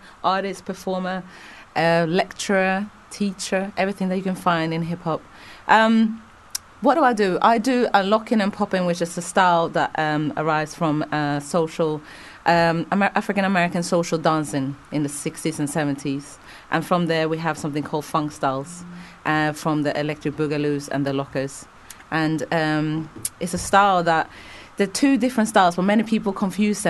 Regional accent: Stockholm, Stockholm County, Sweden; I grew up in Sweden

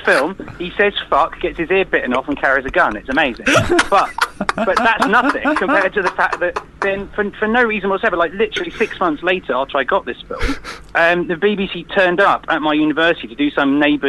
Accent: United Kingdom; I'm British

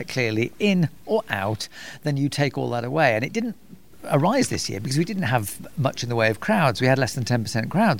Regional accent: United Kingdom; I'm British

